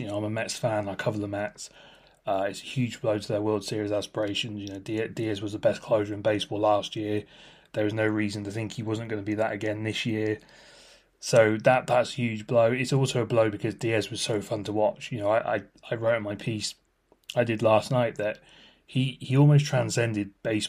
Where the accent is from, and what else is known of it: United Kingdom